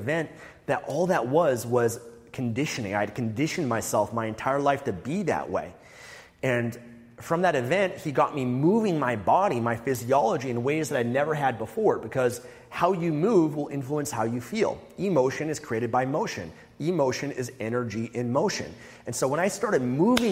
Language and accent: English; Vancouver, British Columbia, Canada; I'm from Vancouver, Canada